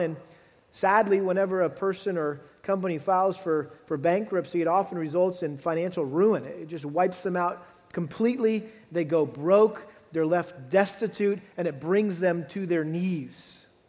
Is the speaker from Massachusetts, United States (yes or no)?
yes; Massachusetts, United States; moved away; as a kid growing up back in, the, back in my home state of Massachusetts.